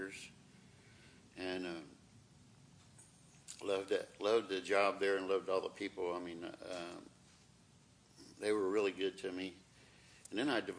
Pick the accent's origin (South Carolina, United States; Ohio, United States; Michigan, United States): Ohio, United States; also born or lived in Fort Worth, Texas; now in Texas, United States; Came from my hometown, or my home state, Ohio